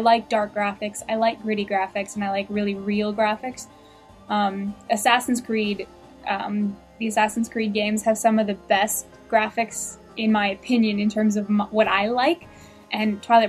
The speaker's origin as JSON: {"language": "English", "country": "Canada", "said": "We're Canadian."}